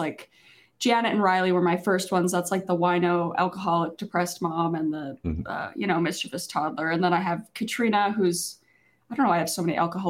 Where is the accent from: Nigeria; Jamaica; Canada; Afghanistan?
Canada; Yes, I'm from the Canadians, yes.